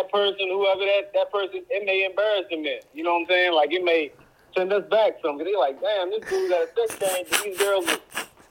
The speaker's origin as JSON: {"language": "English", "town": "Tappahannock", "region": "Virginia", "country": "United States", "tie": "born or raised there", "said": "yeah, I'm from Virginia, Tappahannock. Been staying there all my life"}